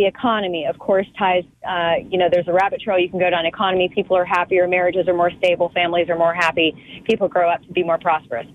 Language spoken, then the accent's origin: English; the South, United States; I grew up in the South in a very responsible gun owning household